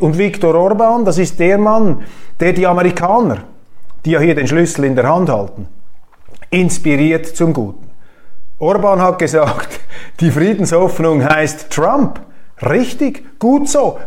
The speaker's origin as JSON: {"language": "German", "country": "Switzerland", "said": "Das kann ich natürlich nicht machen als Schweizer"}